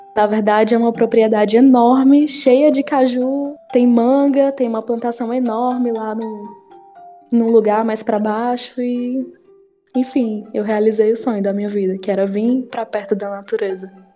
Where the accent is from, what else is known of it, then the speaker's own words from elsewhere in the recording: Horizonte, Ceará, Brazil; also born or lived in Piauí; Eu não morei a minha vida toda em Horizonte. Eu morei os primeiros anos da minha vida no Piauí